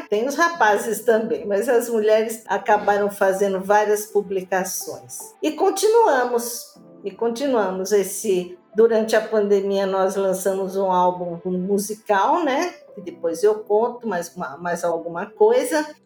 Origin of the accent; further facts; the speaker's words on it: Santo André, São Paulo, Brazil; sou de Santo André, sou da Gema do Ovo, como diz, aqui nasci, né?